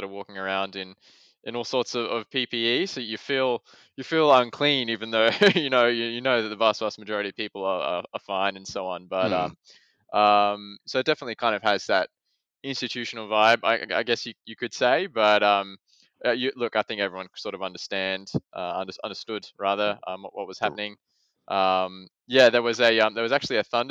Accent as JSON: {"language": "English", "town": "Adelaide", "region": "South Australia", "country": "Australia", "tie": "born or raised there", "also_born_or_lived": "Oxford, United Kingdom", "said": "I was born and raised in Adelaide"}